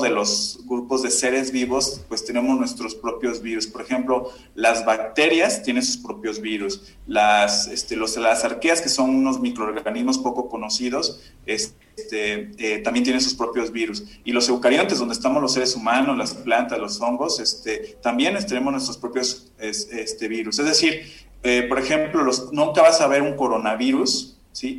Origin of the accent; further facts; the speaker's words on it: Córdoba, Veracruz, Mexico; yo soy de, de Córdoba, Veracruz